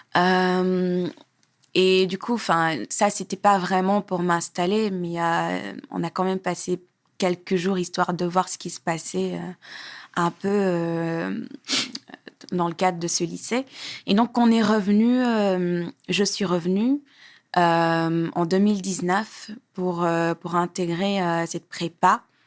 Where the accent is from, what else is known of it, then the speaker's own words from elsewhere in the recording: Senegal; also born or lived in Parcelles Assainies, Dakar, Senegal; J'ai, j'ai grandi à, à Hambourg, mais j'ai passé mes plus jeunes années au Parcelles Assainies, à Dakar